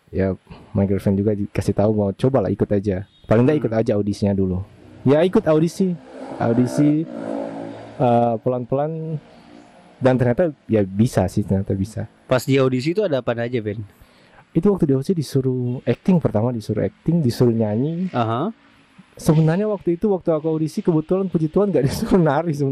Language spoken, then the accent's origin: Indonesian; Bitung, North Sulawesi, Indonesia; di Bitung tapi kita merasa bahwa kita punya identitas Tensia itu seolah-olah hilang hanya gara-gara